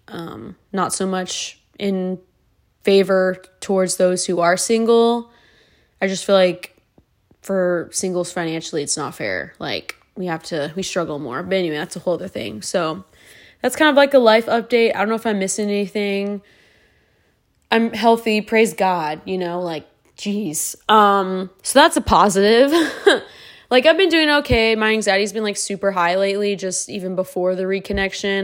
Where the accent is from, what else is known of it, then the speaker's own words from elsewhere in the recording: California, United States; moved away; my childhood's in California. I was raised there